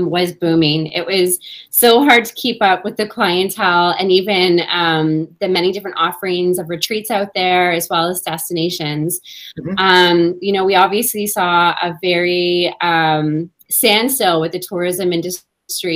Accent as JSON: {"language": "English", "country": "Canada", "said": "Me being a Canadian"}